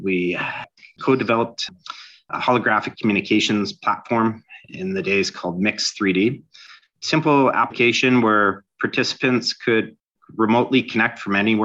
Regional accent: Toronto, Ontario, Canada; I'm from Toronto, Ontario, Canada

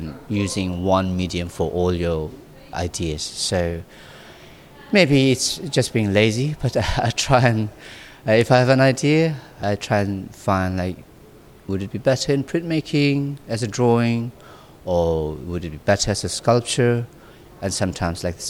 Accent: Nagaland, India; my parents, they decided to go to the most remote region of this remote little province. And that's where I was born. And so I was brought up in a very natural way

